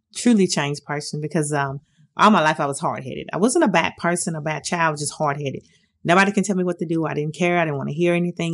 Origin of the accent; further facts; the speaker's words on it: Detroit, Michigan, United States; moved away as an adult; now in Nashville, United States; I'm originally from Detroit, Michigan. I've been in the Nashville area for about 30 something years